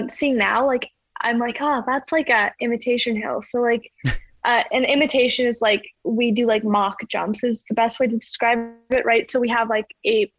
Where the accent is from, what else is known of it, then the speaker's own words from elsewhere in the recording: Calgary, Alberta, Canada; growing up in Calgary